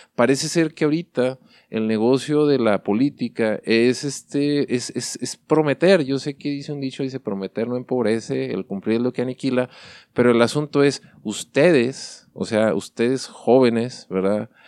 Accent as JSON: {"language": "Spanish", "country": "Mexico", "said": "somos mexicanos"}